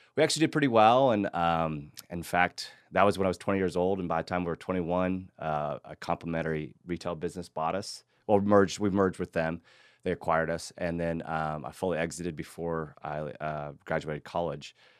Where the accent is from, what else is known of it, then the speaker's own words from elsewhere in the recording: Hays, Kansas, United States; moved away as an adult; now in Austin, United States; I grew up in Kansas, like you were saying, a small town, and I was a big fish in a small town, which I loved. Actually, it was Hays, Kansas